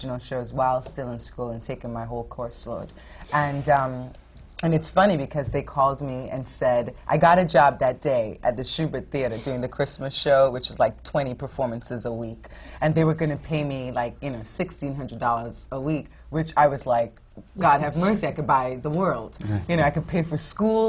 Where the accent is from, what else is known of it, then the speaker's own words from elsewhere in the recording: Trinidad & Tobago; moved away; also born or lived in Fort Wayne, Indiana; I grew up in the Caribbean in Trinidad.